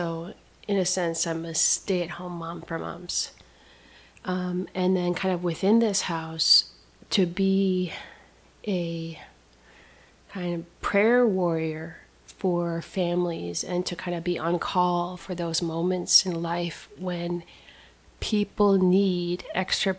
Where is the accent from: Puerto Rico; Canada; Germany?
Canada; Saskatchewan; moved away as an adult; also born or lived in New Hampshire; I grew up with missionary parents. I grew up on and around an Indian reservation in experienced life in the wild of Canada